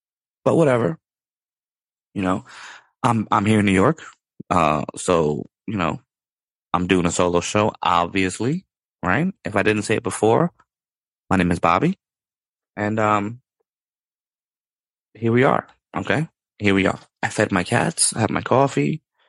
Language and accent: English; Ireland; You know, I love Dublin. I'm not saying that because I'm Irish.